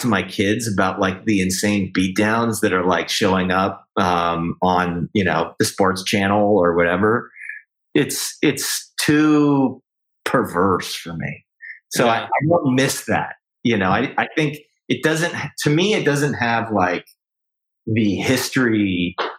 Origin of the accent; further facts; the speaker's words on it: Canada; as a Canadian